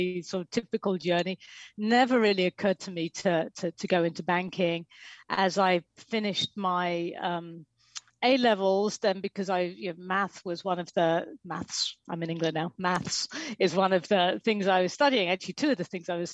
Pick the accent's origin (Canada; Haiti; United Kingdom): United Kingdom; England; moved away as an adult; also born or lived in New York; I'm English